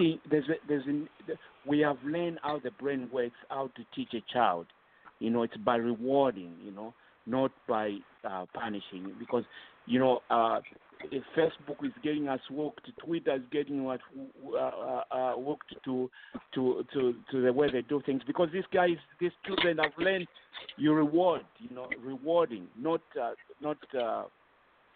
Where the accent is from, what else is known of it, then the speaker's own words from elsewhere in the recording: Zambia; moved away as an adult; now in United States; Growing up in Zambia, we used to have dogs